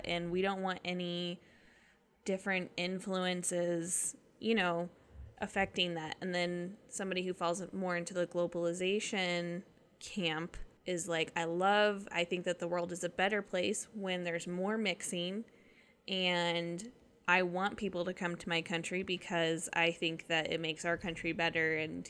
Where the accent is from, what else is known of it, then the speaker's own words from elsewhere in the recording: United States; So as an American